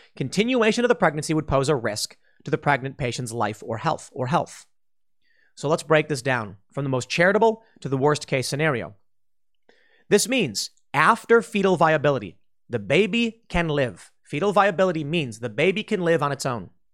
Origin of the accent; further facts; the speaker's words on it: Chicago, Illinois, United States; moved away; I'm mixed race and I come from Chicago.